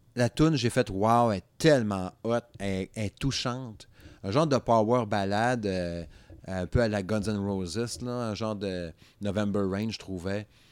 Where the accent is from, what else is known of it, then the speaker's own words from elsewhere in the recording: Quebec, Canada; moved away; dans ma région natale, n'est-ce pas? Le Saguenay-Lac-Saint-Jean